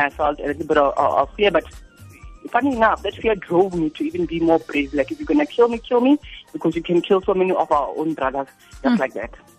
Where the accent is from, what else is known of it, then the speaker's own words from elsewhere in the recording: Rustenburg, North West, South Africa; I'm from Rustenburg